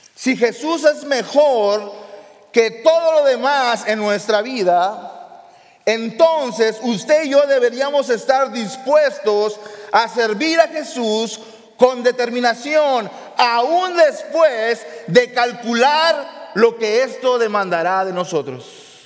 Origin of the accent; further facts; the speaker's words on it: the border, Mexico; en México, en el lugar de donde yo soy, la frontera